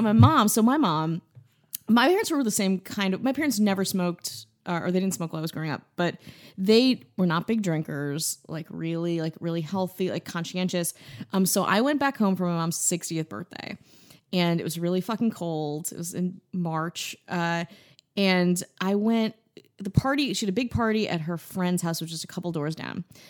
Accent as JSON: {"language": "English", "region": "Wisconsin", "country": "United States", "said": "I'm from Wisconsin"}